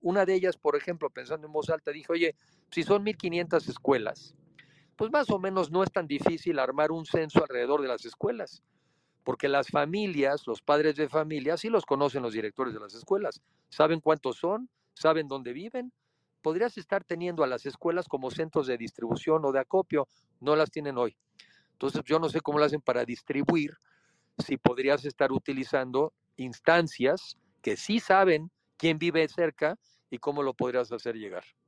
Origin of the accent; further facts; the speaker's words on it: Mexico; como mexicanos nos toca